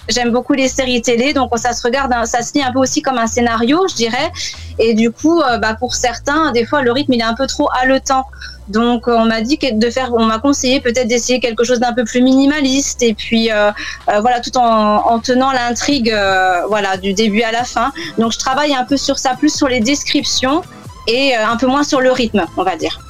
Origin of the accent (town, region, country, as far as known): France; accent: French; moved away as an adult; now in London, United Kingdom